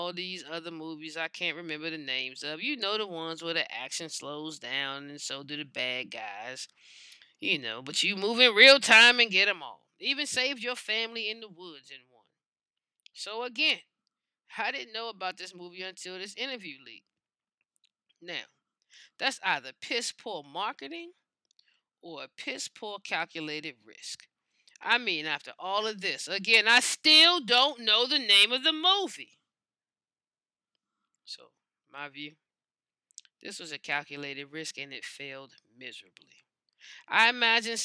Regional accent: United States; we, as American citizens

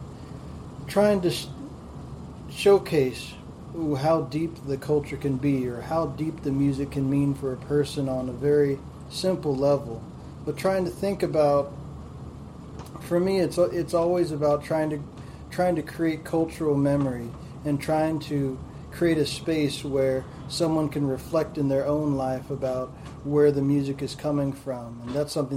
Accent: Southwest, United States; not being from the South, I'm from the Southwest

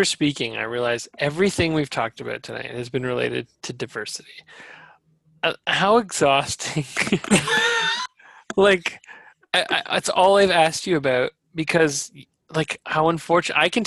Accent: London, Ontario, Canada; my hometown

